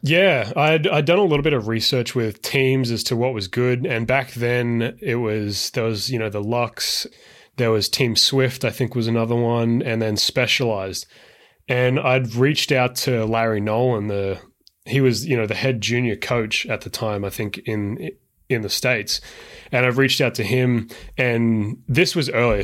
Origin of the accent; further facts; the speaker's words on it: Brisbane, Queensland, Australia; now in San Francisco, United States; I am originally from Australia, but now I live in San Francisco